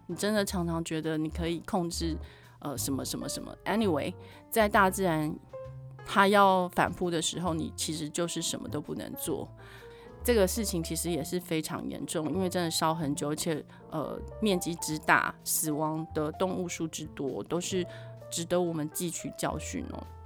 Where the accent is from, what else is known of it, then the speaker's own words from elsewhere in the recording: Taiwan; 我本来就一直都是一个爱台湾的人，这一次真是以身为台湾人为荣